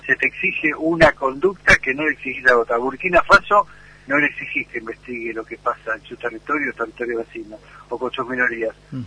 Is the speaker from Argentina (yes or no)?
yes; Argentina; como argentinos víctimas de dos atentados